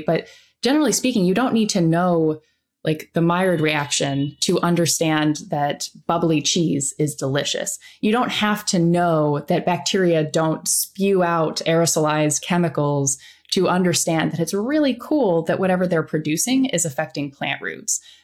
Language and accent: English; Iowa, United States; I grew up in Iowa.